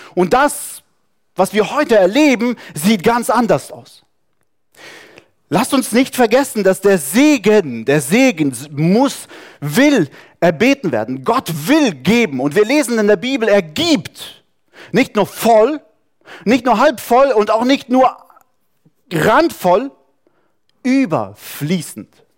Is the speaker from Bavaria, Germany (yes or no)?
no; Saarland, Germany; moved away; Wir sind irgendwo im Saarland aufgewachsen, wo es nur Französisch gab